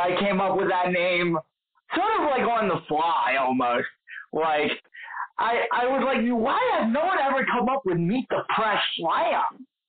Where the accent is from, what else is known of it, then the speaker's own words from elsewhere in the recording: Philadelphia, Pennsylvania, United States; So I am from Philadelphia, personally. I'm a 23-year-old myself.